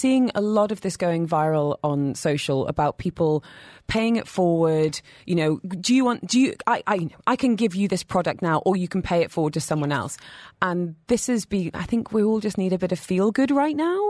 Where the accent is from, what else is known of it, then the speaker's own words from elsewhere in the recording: United Kingdom; now in United Arab Emirates; as a Brit